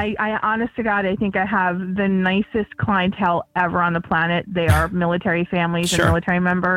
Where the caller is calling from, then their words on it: Harrisburg, Pennsylvania, United States; I am from right outside of Harrisburg, Pennsylvania.